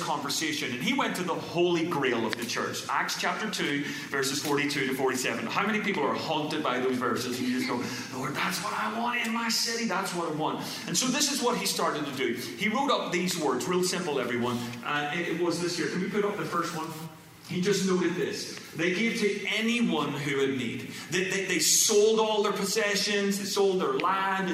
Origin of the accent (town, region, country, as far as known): Ireland; moved away as an adult; now in California, United States